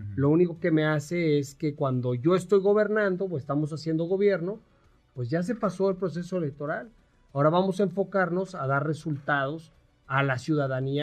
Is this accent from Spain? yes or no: no; Mexico; todos somos mexicanos